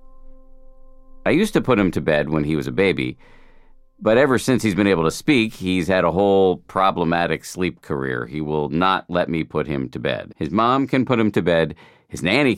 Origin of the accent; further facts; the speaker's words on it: Boston, Massachusetts, United States; moved away; I grew up in Boston, and my parents are still there